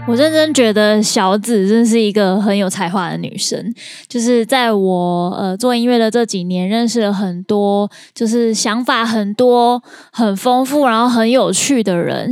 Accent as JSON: {"language": "Chinese", "region": "Kaohsiung", "country": "Taiwan", "tie": "born or raised there", "said": "我的家乡"}